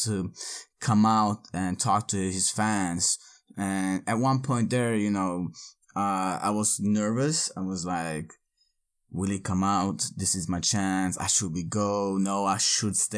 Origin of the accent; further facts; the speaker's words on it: Örebro, Örebro County, Sweden; moved away; Örebro, my hometown